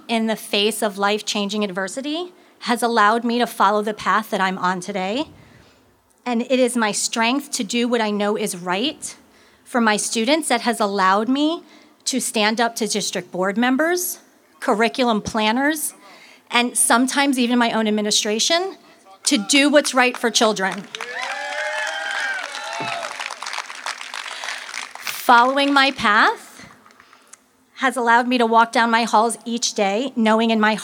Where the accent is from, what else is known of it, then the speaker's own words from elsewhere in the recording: Levittown, New York, United States; also born or lived in North Palm Beach, Florida; now in Florida, United States; I grew up in Levittown, Long Island, New York, in a very, in a very middle class family